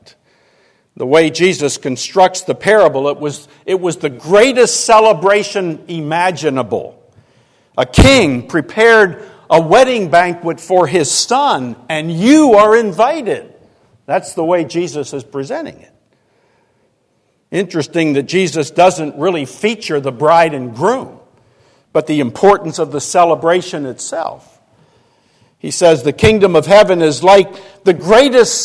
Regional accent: Arlington, Virginia, United States; I grew up in Arlington, Virginia, and back in the 50s

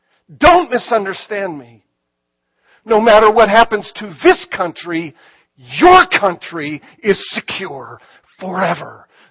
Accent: Ireland; But again, as an Irishman, I have no pride. I'll claim him.

